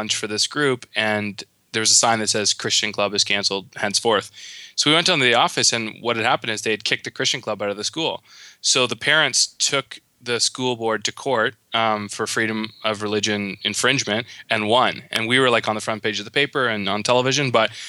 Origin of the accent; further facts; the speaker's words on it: Guelph, Ontario, Canada; I was born in Guelph, Ontario. Born of a pastor's kid